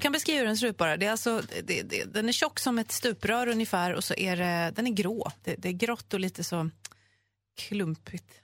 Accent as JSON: {"language": "Swedish", "town": "Uppsala", "region": "Uppsala County", "country": "Sweden", "tie": "born or raised there", "said": "jag är ju född och uppväxt där"}